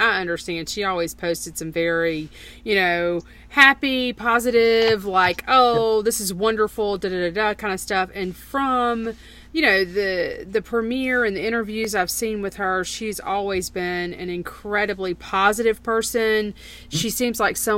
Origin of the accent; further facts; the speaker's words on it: United States; as an American in general